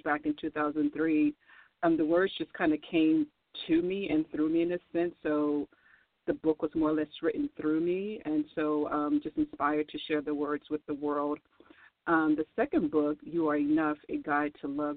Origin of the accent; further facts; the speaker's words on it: New Orleans, Louisiana, United States; I was born in New Orleans